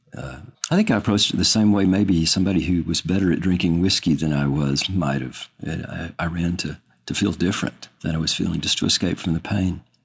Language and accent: English; Austin, Texas, United States; I'm from Austin, Texas